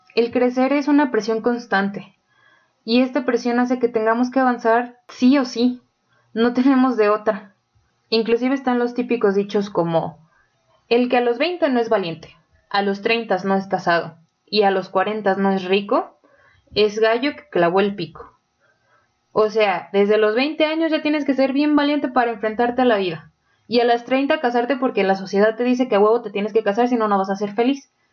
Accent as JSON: {"language": "Spanish", "country": "Mexico", "said": "nosotros como mexicanos"}